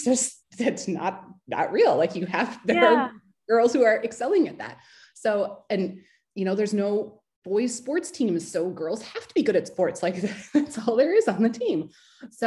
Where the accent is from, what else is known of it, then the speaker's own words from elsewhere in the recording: United States; growing up in America